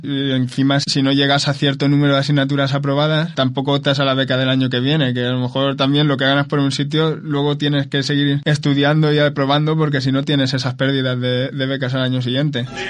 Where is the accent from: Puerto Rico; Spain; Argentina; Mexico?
Spain; Ibi, Valencian Community; soy de aquí de IBI